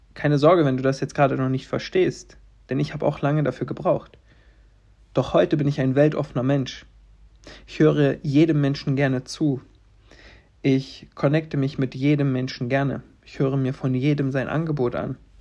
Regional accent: Stendal, Saxony-Anhalt, Germany; also born or lived in Halle; in Stendal, wo ich geboren bin

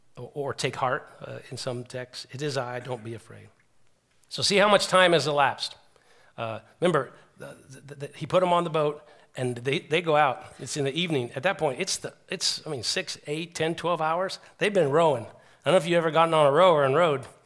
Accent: United States; I'm an American

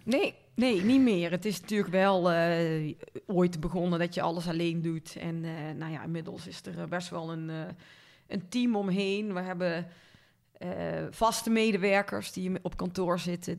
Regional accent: Linden, North Brabant, Netherlands; moved away as an adult; also born or lived in Tilburg; now in Weert, Netherlands; ik ben opgegroeid in Linden. Dat is een piepklein dorpje bij Kuik in de buurt.

